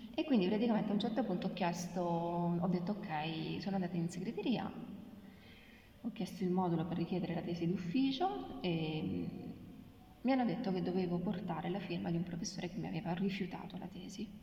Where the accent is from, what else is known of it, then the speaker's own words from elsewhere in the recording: Abruzzo, Italy; now in Rome, Italy; io sono abruzzese